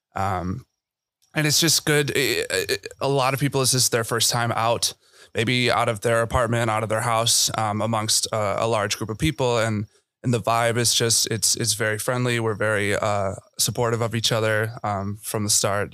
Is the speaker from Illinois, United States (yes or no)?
yes; Chicago, Illinois, United States; I'm from Chicago